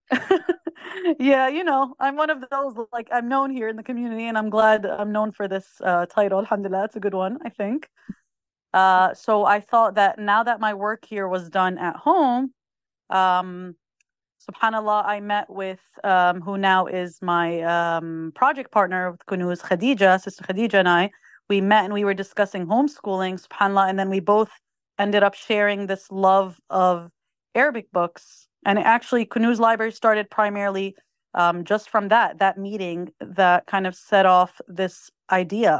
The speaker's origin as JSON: {"language": "English", "region": "New Jersey", "country": "United States", "tie": "born or raised there", "said": "I was born and raised in the United States, in the state of New Jersey"}